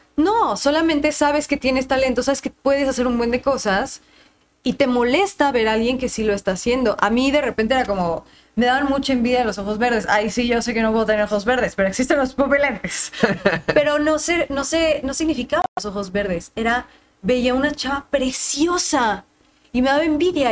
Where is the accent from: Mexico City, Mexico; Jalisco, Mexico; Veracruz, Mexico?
Mexico City, Mexico; estaba en la esquina de mi casa, entonces ahí en la Roma